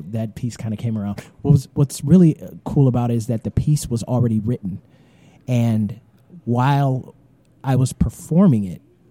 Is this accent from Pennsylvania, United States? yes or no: no; Detroit, Michigan, United States; the Detroit Tigers, which is my hometown